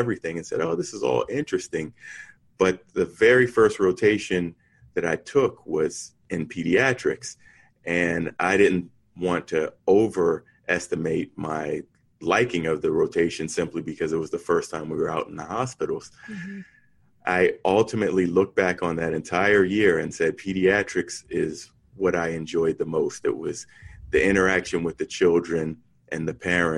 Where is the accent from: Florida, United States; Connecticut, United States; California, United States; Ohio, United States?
Connecticut, United States; New Haven; I was born in New Haven, Connecticut